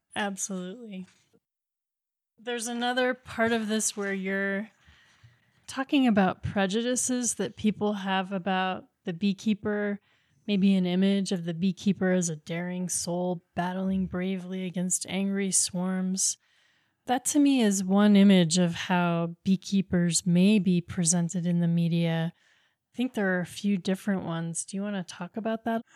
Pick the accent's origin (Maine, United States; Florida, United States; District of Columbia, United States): Maine, United States; I grew up in Maine